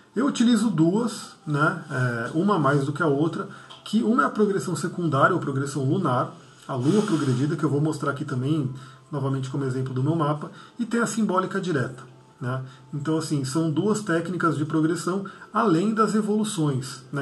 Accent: Brazil; minha origem de nascimento, eu nasci no Brasil, mas sou descendente de libaneses

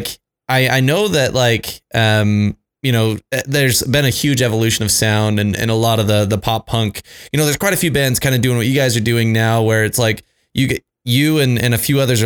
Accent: Utah, United States; I'm from Utah. So, you know, here in Utah

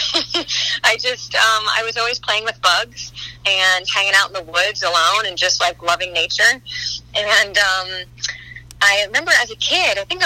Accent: Westport, Connecticut, United States; also born or lived in New York City; I grew up in Westport, Connecticut

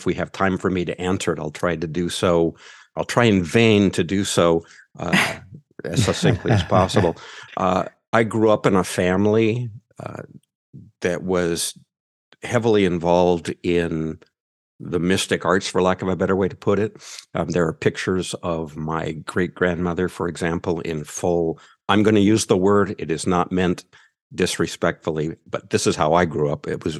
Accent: United States; accent: American; I'm male and I'm American.

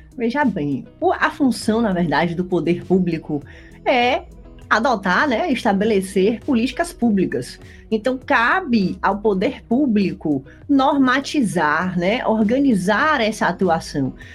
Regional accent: Salvador, Bahia, Brazil; moved away as an adult; now in Rio Grande do Sul, Brazil; Estudava numa escola particular da cidade de Salvador, eu sou baiana, hoje moro no Rio Grande do Sul

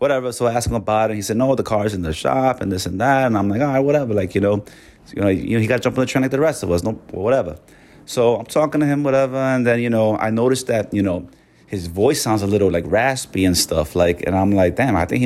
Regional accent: New York City, New York, United States; I'm born and raised in New York

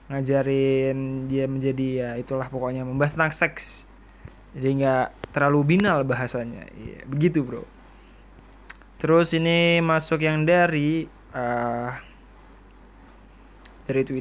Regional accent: Surakarta, Central Java, Indonesia; accent: Solo; tapi aku coba bilang yang oh enggak pak uh, aku dari Solo aku bilang kayak gitu oh ala gitu mas soalnya kelihatan dari logat-logatnya sampai ini kayak logat-logat dari Solo

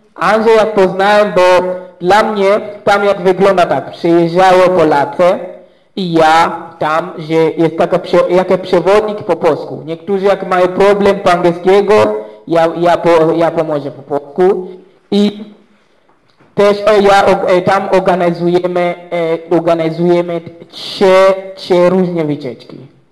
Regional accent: Zanzibar, Tanzania; Polish is a second language; u nas na Zanzibarze

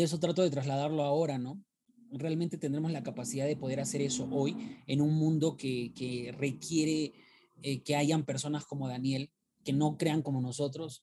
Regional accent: Peru; soy de Perú

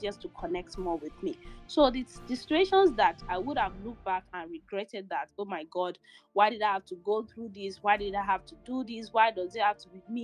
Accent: Shaki, Oyo, Nigeria; moved away; also born or lived in Kaduna, Nigeria / Gabon / Lagos State, Nigeria; when I was age four, five, we moved back to Shaki, my hometown in the southwest of Nigeria

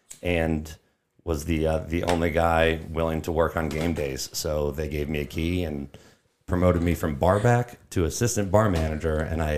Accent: Farmington, Michigan, United States; also born or lived in Auburn, Alabama; So I grew up in the hills of Farmington.

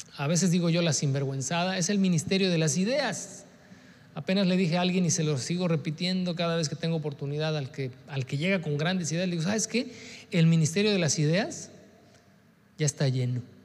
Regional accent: Mexico; nuestra idiosincrasia como mexicanos

